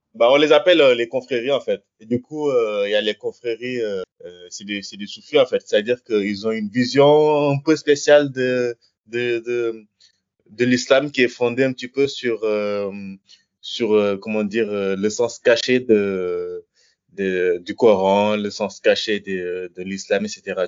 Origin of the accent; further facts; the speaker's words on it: Senegal; moved away as an adult; also born or lived in south of France; now in France; je viens du Sénégal, j'ai 35 ans. je suis arrivé en France quand j'avais 18 ans.